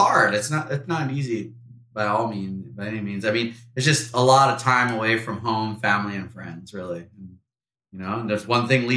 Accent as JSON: {"language": "English", "area": "North Shore of Oahu", "region": "Hawaii", "country": "United States", "tie": "born or raised there", "said": "we're both from the North Shore of Oahu, born and raised, both of us."}